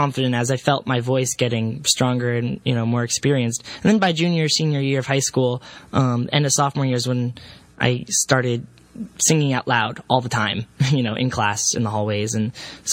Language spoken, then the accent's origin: English; Castro Valley, California, United States; I grew up in the Bay Area in a very, very, very small town slash city called Castro Valley.